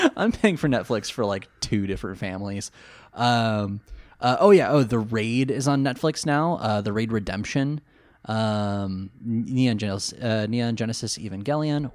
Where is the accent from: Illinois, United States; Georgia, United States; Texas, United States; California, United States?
California, United States; Coming from California